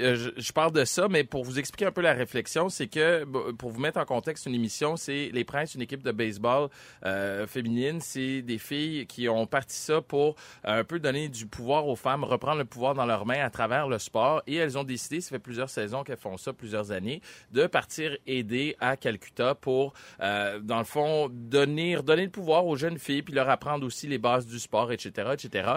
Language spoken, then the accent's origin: French; Montreal, Quebec, Canada; je suis un fier Montréalais, je suis né à Montréal